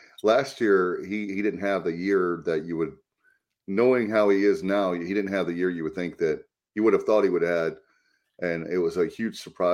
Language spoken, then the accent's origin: English; Williamston, North Carolina, United States; my hometown of Williamston